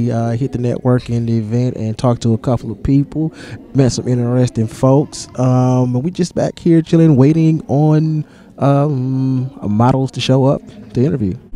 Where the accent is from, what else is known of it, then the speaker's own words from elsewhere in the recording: Chelsea, Alabama, United States; I'm from Chelsea, Alabama.